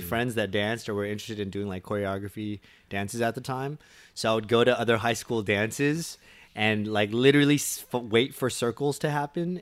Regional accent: Torrance, California, United States; Born and raised in Torrance, California

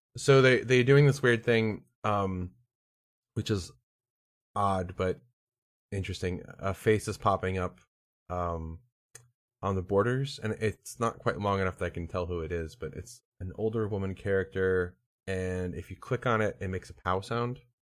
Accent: Pennsylvania, United States; I grew up in Pennsylvania.

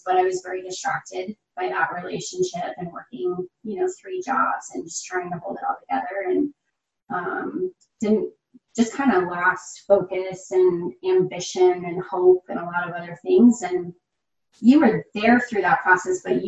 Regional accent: Loveland, Colorado, United States; born and raised in Loveland, Colorado

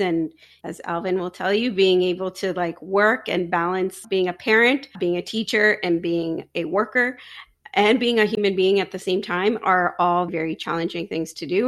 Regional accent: Ajax, Ontario, Canada; now in Pickering, Canada; I live in Pickering now, I grew up in Ajax

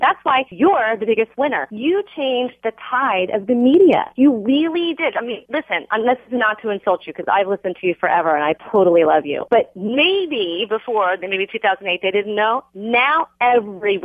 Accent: New Jersey, United States; now in Houston, United States; I'm a Jersey girl transplanted into Houston, Texas

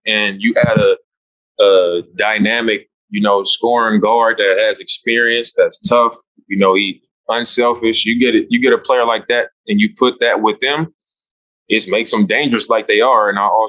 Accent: Oakland, California, United States; Like, I'm from Oakland.

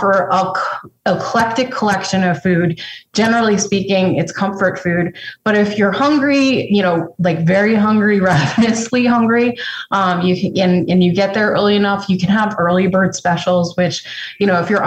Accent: Connecticut, United States; moved away; I grew up partially in Connecticut

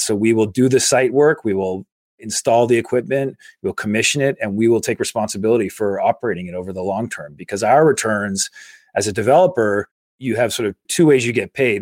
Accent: Carlisle, Massachusetts, United States; I grew up in Carlisle, Massachusetts, a small

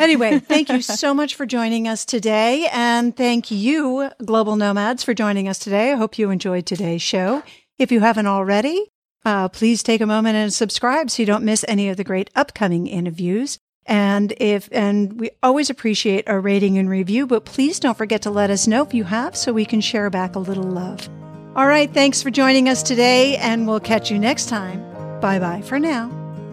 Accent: Boston, Massachusetts, United States; I grew up in the Boston area

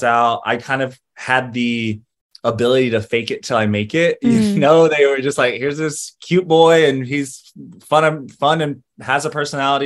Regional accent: Greensboro, North Carolina, United States; moved away as an adult; also born or lived in Los Angeles, California; now in New York, United States; I was born in Los Angeles. I lived there till I was about 8. Me and my mom and like 3 cats and 2 dogs packed into a Chrysler and like moved across the country in the 90s. And we settled into Greensboro, North Carolina, where I grew up from 8 to 22

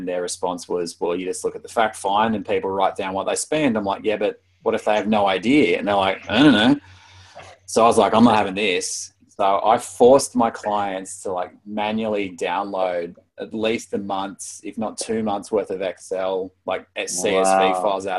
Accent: Brisbane, Queensland, Australia; also born or lived in Wollongong / Sydney; now in Melbourne, Australia; I was born in Brisbane and grew up in Brisbane until I was about 10, and then was in the Gong from 10 to 23. Sydney for about 3 or 4 years, and Melbourne for about 11 or 12 now.

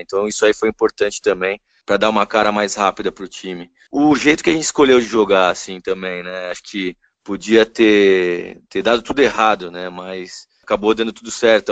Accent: São Paulo, Brazil; born or raised there; also born or lived in Rio de Janeiro

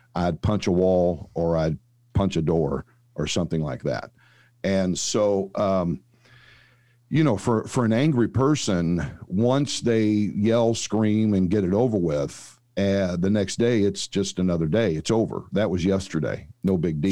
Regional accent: St. Louis, Missouri, United States; now in Dallas, United States; I was actually born and raised in Saint Louis

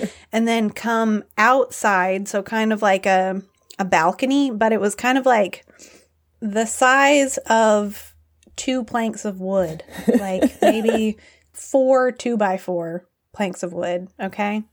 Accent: United States; born or raised there; moved away as an adult; also born or lived in Nepal

